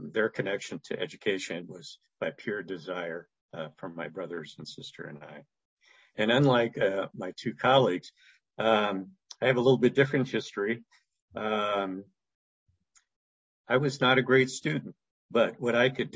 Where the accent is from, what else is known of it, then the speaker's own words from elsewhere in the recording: Oakland, California, United States; I was raised in East Oakland